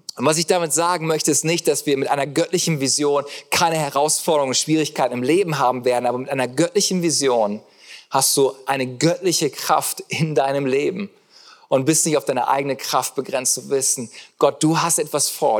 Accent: Germany; ich liebe das als Deutscher

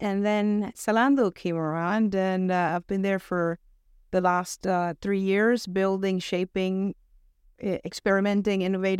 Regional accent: Venezuela; accent: American; also born or lived in United States; now in United Kingdom; I mean, I'm originally from Venezuela, so I may have lost my accent along the way because I picked up the American accent where I lived for many years. And now I've been in the UK for the last 15

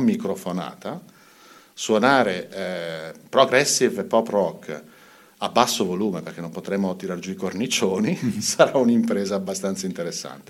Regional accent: Mantua, Lombardy, Italy; Sono nato a Mantova tantissimi anni fa ormai

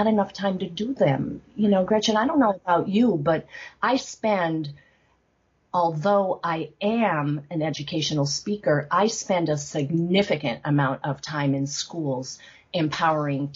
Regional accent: Northeast Pennsylvania, United States; growing up in Northeast Pennsylvania

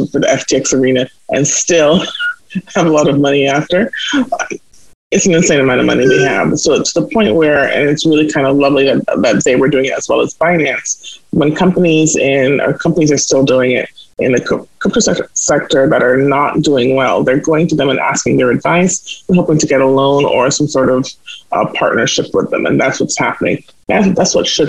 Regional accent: Jamaica; now in Canada; I come from Jamaica, where I already see a lot of people who look like me. And so it wasn't that hard for me when I came to Canada

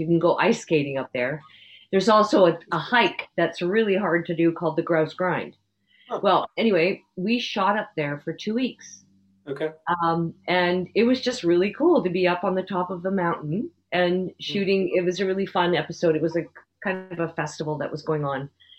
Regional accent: Canada; I am a Canadian moose

